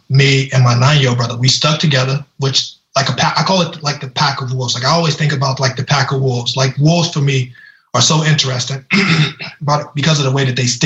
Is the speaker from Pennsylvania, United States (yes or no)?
no; Louisiana, United States; I grew up in Louisiana